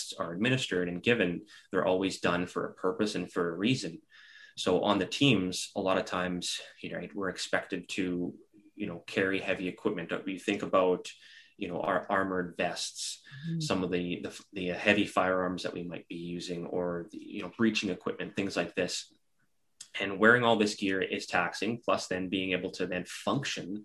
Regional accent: Regina, Saskatchewan, Canada; as a young kid, I grew up in Regina, Saskatchewan

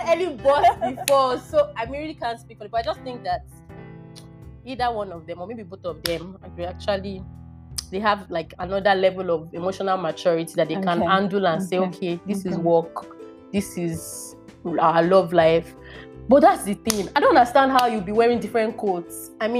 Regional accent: Nigeria; But as a Nigerian boss lady, you have to handle those things.

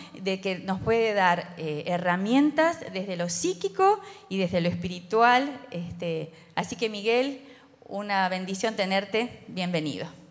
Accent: Uruguay; como somos los uruguayos

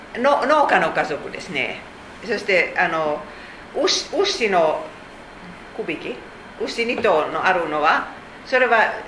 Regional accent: Finland; Japanese is a second language; moved away as an adult; now in Japan; 私たちフィンランド人は言います

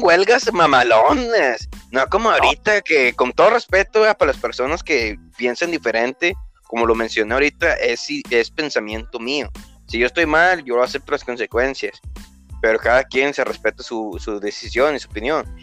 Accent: Monclova, Coahuila, Mexico; aquí en mi región, del municipio donde yo soy, de Monclovita la Bella

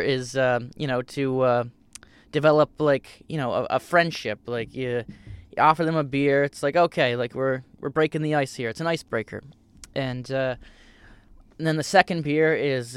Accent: Cape Breton, Nova Scotia, Canada; I come from Cape Breton, a similar area that Steph is from

